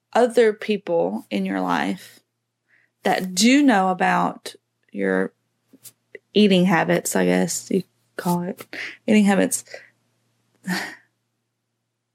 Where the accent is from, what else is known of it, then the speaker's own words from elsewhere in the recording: New Orleans, Louisiana, United States; I'm from New Orleans